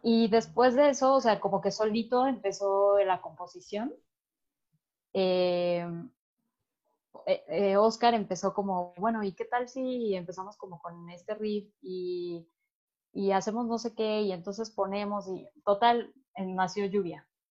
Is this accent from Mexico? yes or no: yes; Mexico City, Mexico; los cuatro somos de la Ciudad de México